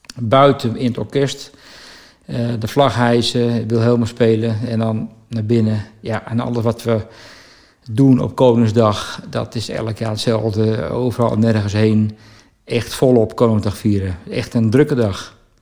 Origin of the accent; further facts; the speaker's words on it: Baarn, Utrecht, Netherlands; geboren en getogen in Baren